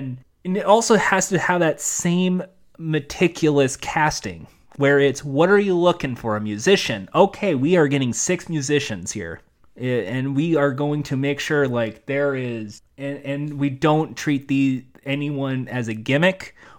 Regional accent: Wales, United Kingdom; He didn't really care much for my accent, but I'm proud of being from Wales.

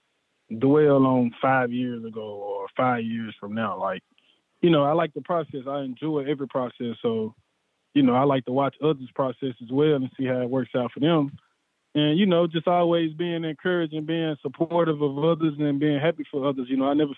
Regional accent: Memphis, Tennessee, United States; I'm from Memphis

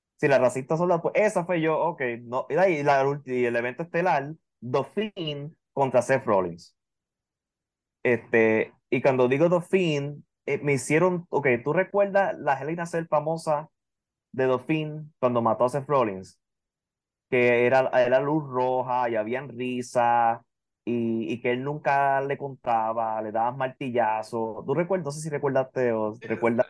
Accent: Puerto Rico; Puerto Rico está cerca y no tienes que bregar ni con visa ni con nada, porque somos territorio de Estados Unidos

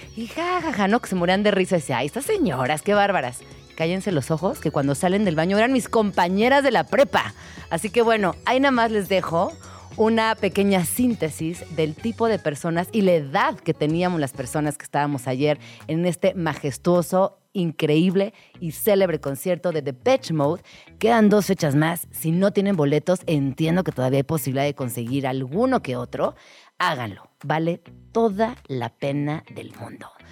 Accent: Mexico City, Mexico; quienes somos pues, personas chilangas, eh, crecimos entre el metro, el micro, micro

